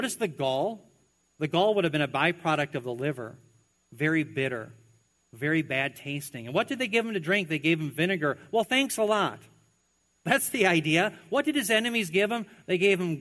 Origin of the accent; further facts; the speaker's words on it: Minnesota, United States; as a Minnesotan